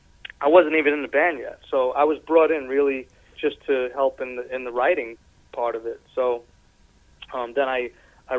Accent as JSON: {"language": "English", "region": "New York", "country": "United States", "moved": "yes", "lives_now": "California, United States", "said": "I'm from New York."}